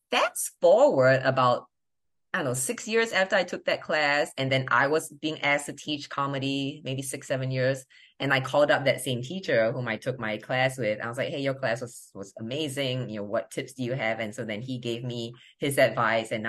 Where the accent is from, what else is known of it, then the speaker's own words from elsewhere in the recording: Ohio, United States; I'm from Ohio